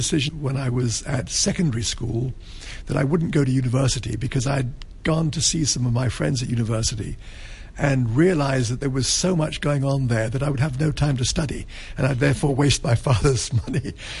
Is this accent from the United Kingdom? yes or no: yes; England, United Kingdom; because I always think of myself as being English.